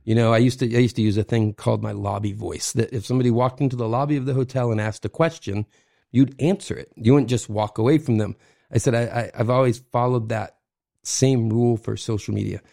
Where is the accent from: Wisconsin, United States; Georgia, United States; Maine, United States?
Maine, United States; Kennebunkport; moved away as an adult; also born or lived in Boston / New York; born and raised in Kennebunkport area, so restaurants were always my life